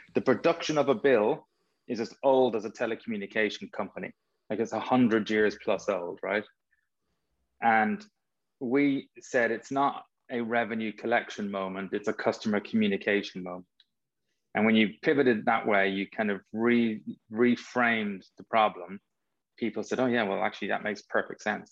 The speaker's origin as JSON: {"language": "English", "town": "Dublin", "region": "Leinster", "country": "Ireland", "tie": "born or raised there", "said": "I grew up in North Dublin"}